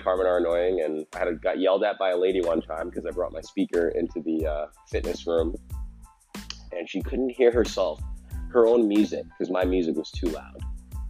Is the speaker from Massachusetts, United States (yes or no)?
yes; Seekonk, Massachusetts, United States; my hometown in Seekonk